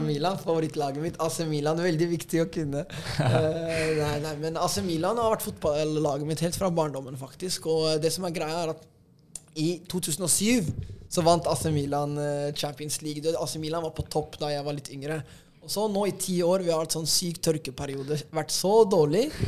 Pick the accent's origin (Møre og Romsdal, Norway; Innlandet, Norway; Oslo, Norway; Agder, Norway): Oslo, Norway; det er jo her jeg har vokst opp